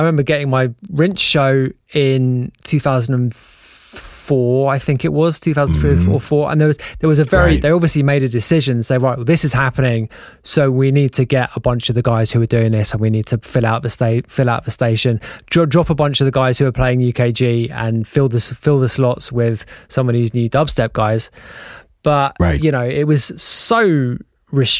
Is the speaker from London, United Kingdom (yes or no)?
yes; London, United Kingdom; We're from North London